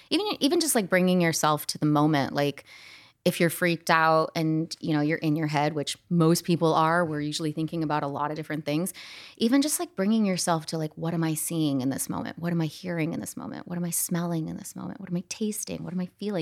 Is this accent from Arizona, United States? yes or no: yes; Scottsdale, Arizona, United States; I grew up in Scottsdale, Arizona